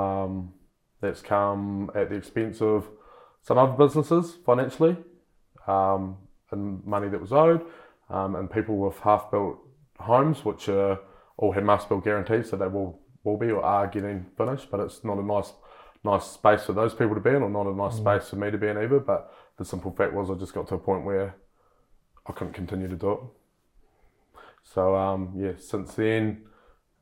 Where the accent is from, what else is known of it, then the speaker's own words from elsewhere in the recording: Kaiapoi, Canterbury, New Zealand; I'm born and bred in Kaipoi to my lovely parents who are still together.